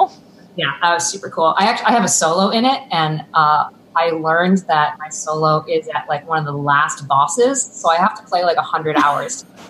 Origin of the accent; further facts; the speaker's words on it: Buffalo, New York, United States; now in Boston, United States; From Buffalo.